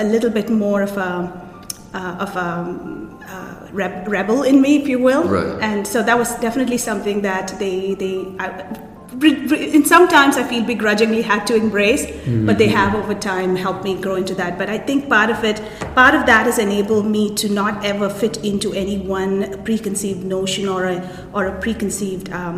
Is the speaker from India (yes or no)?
yes; India; also born or lived in United Kingdom; now in United States; I was born in India, came to the US through the UK, been here a very long time.